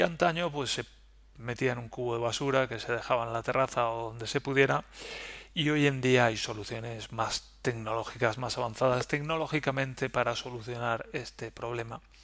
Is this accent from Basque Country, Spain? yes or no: no; Valencia, Valencian Community, Spain; now in Germany; yo, bueno, pues vengo de Valencia